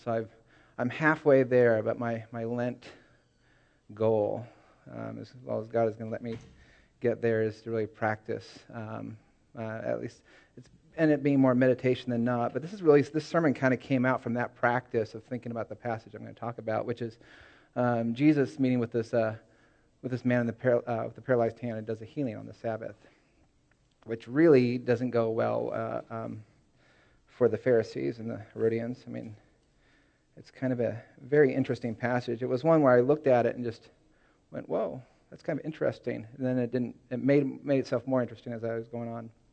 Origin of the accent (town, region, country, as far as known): Seattle area, Washington, United States; born or raised there; moved away; also born or lived in California